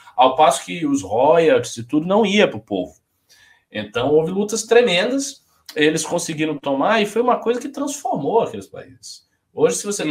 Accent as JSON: {"language": "Portuguese", "region": "Bahia", "country": "Brazil", "moved": "yes", "lives_now": "São Paulo, Brazil", "said": "eu nem paulista sou, eu sou baiano. Vim aqui, sou adotado pela cidade"}